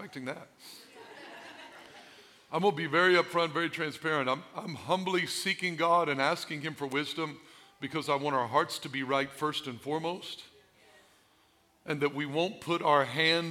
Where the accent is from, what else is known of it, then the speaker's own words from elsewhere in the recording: Albion, Illinois, United States; I'm from Albion